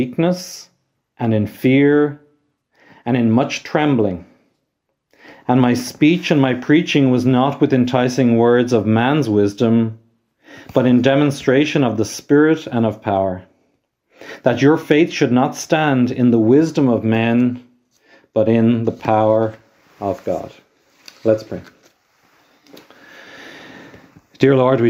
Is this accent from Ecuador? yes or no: no; Ireland; I am from Ireland myself